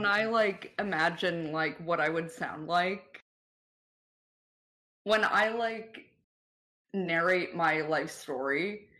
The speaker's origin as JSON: {"language": "English", "region": "New York", "country": "United States", "said": "I am from New York State."}